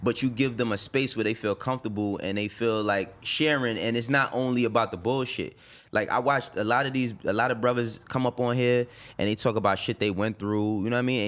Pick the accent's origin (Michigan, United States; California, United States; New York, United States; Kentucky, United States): New York, United States; New York City; also born or lived in Harlem; I was born and raised in the Bronx. I moved to Harlem when I was twelve